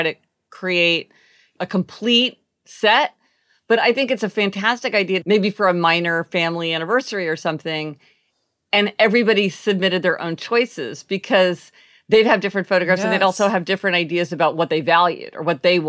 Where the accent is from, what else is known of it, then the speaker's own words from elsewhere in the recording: Kansas City, Missouri, United States; and we're from Kansas City, Missouri.